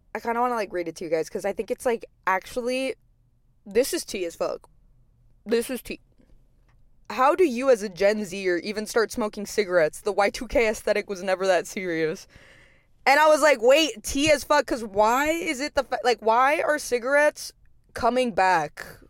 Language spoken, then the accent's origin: English; Texas, United States; now in Los Angeles, United States; It's, like, a normal Texas hometown, like, suburban